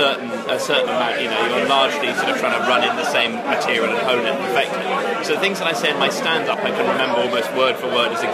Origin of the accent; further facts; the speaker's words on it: Tokyo, Japan; born there; I was born in Tokyo